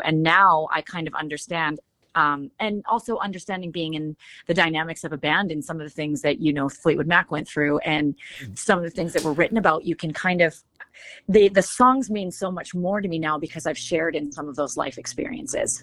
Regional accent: Shuswap Lakes, British Columbia, Canada; moved away as an adult; now in Nashville, United States; I grew up um, kind of right next door to wine country in Canada. It's like Canada's Beautiful. Napa Valley. Um, I grew up around that area, and uh, it's called the um, the Shuswap Lakes

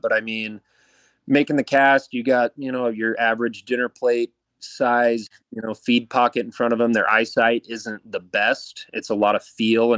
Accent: Pocatello, Idaho, United States; I grew up in Pocatello, born and raised here my whole life.

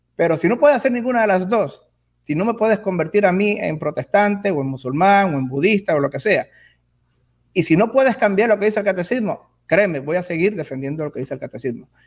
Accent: Puerto Rico; moved away; also born or lived in Miami / Germany / Texas; nací, me crié en Puerto Rico muchos años, entre Puerto Rico y Miami

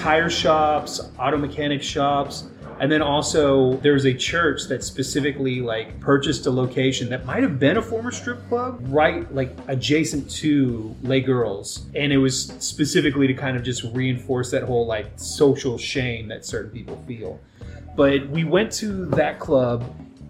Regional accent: Dallas, Texas, United States; moved away; also born or lived in Los Angeles; growing up in Dallas

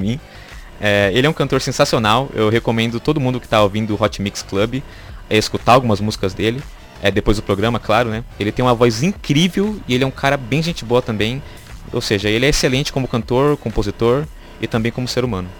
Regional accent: Taboão da Serra, São Paulo, Brazil; e sou natural da cidade de Taboão da Serra

